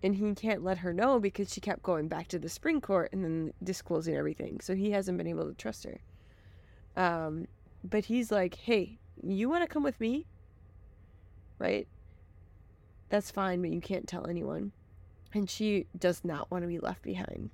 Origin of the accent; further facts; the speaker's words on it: Milwaukee, Wisconsin, United States; accent: Wisconsin; we grew up in Milwaukee